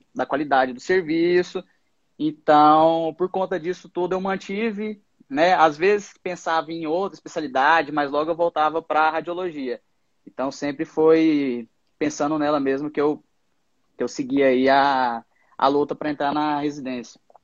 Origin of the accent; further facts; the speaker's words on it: Goiás, Brazil; moved away as an adult; now in São Paulo, Brazil; eu sou de Goiás, me graduei na Univangélica e agora estou morando em São Paulo